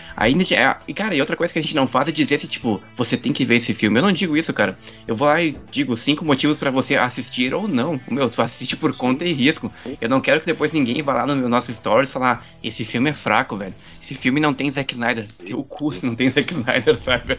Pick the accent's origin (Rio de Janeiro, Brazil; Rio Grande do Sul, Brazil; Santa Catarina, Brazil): Rio Grande do Sul, Brazil; Gaúcho; Eu falo, bah, né? Eu sou gaúcho